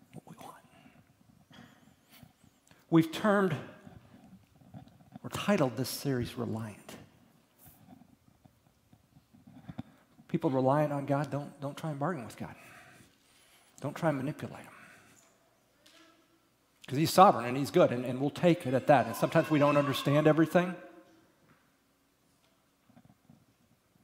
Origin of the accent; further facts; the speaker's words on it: Midwest, United States; moved away; I grew up in the Midwest, Michigan, Ohio, Indiana